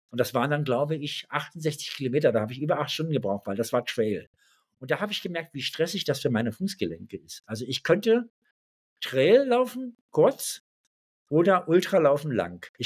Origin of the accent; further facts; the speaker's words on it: eastern Germany, Germany; Ich selber bin aus dem Osten, bin evangelisch sogar.